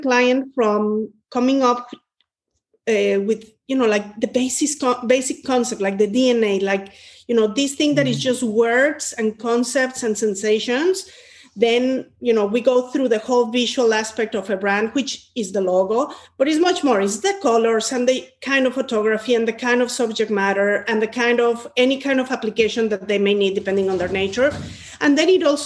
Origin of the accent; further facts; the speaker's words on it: Mexico; moved away; I'm originally from Mexico, and I was born in a family where creativity was